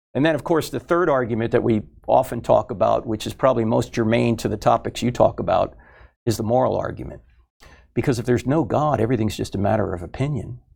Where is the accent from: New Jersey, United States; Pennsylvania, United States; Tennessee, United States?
New Jersey, United States; I was brought up in New Jersey, so I was Catholic